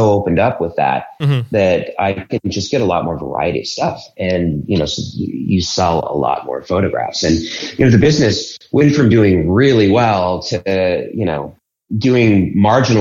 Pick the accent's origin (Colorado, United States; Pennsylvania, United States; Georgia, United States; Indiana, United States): Colorado, United States; Boulder; moved away as an adult; also born or lived in Denver, Colorado; now in Philadelphia, United States; I'm actually from Boulder, which is next to Denver